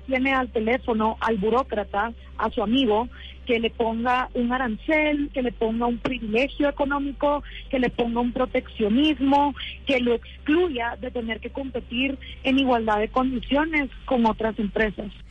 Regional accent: Guatemala; después de 10 años de estar haciendo activismo en mi país, programas de radio

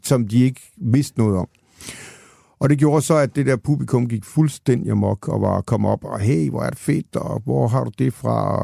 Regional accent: Denmark; moved away as an adult; also born or lived in Copenhagen; jeg kommer fra Jylland til København

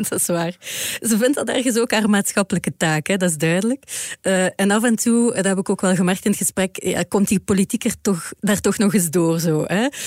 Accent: Ghent, Flanders, Belgium; ik ben van Gent

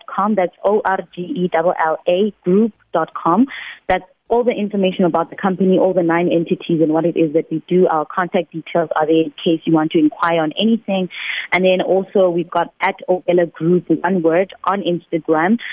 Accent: Limpopo, South Africa; moved away as an adult; also born or lived in Johannesburg; I am a girl from Limpopo province

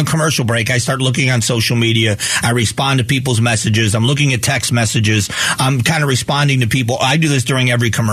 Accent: United States; as an American

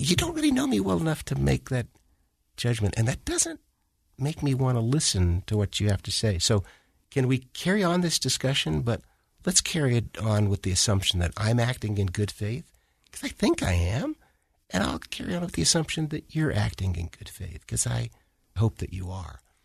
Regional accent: Washington, District of Columbia, United States; I grew up in Washington, D C.

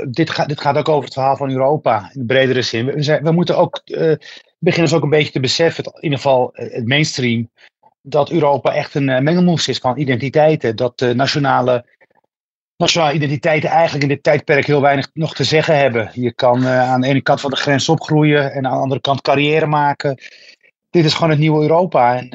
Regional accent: Netherlands; also born or lived in Morocco; Geboren in Marokko, leven lang doorgebracht in, in, in Nederland.

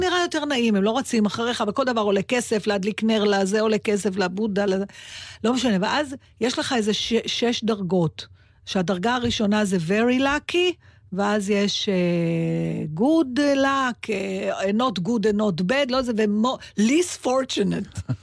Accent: Israel; אני מישראל

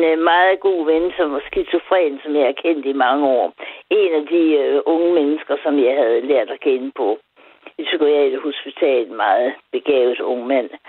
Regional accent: Aarhus, Central Denmark Region, Denmark; also born or lived in Vejle / Greenland; Jeg er fra Aarhus

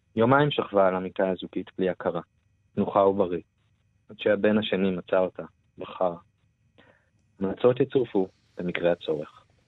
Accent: Israel; moved away as an adult; now in Berlin, Germany; אחד הדברים המרכזיים שלי בהוויה כישראלי היא, אי שייכות

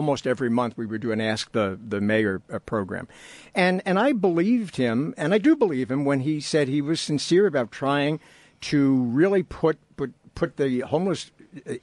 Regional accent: New York City, New York, United States; now in Los Angeles, United States; I grew up in New York City, and when I was growing up in New York City

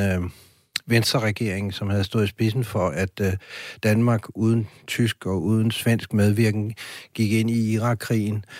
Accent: France; now in Denmark; jeg er vokset op i Frankrig

